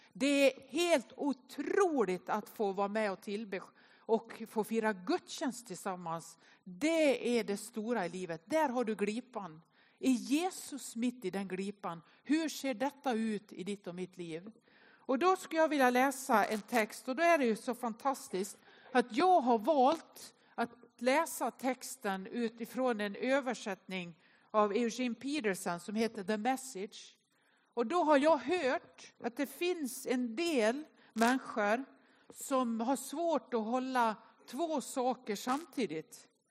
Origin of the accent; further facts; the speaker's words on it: Nås, Dalarna County, Sweden; now in Gothenburg, Sweden; Jag är uppväxt i Nås i Västerdalarna.